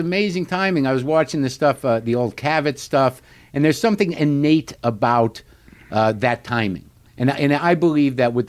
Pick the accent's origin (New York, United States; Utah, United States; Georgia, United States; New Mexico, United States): New Mexico, United States; being a Jewish guy and not... my parents were from Jersey, so they were relocated where I grew up in New Mexico.